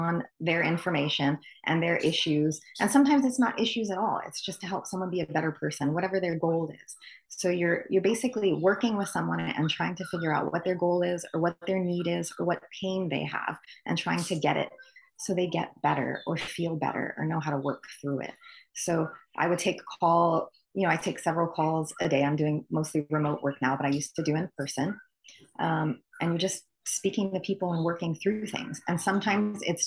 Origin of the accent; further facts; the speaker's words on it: Honolulu, Hawaii, United States; I'm born and raised in Honolulu, Hawaii.